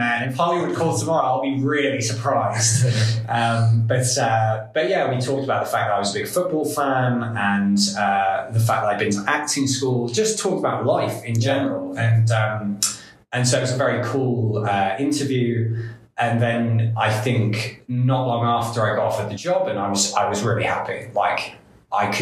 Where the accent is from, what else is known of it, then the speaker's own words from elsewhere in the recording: England, United Kingdom; first language English; moved away as an adult; now in Estonia; as an English person